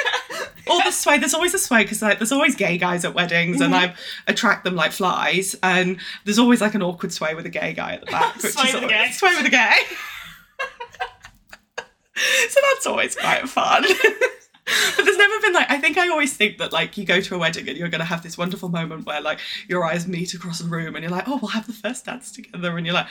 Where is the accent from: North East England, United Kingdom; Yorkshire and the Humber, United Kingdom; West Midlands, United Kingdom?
North East England, United Kingdom; Newcastle; now in Wandsworth, United Kingdom; I'm …, I'm from Newcastle/Durham originally, so a bit of a northerner, though you'll never guess, and I now live in Wandsworth.